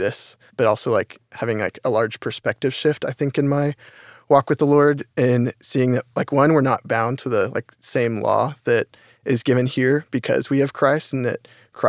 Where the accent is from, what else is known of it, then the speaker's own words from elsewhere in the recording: Carrollton, Texas, United States; I'm from Carrollton, Texas.